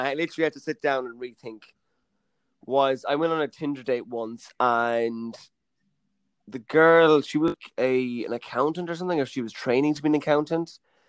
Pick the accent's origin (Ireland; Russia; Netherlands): Ireland